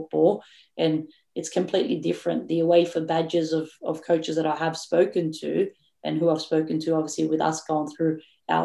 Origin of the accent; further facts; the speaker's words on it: Australia; we are as Australian coaches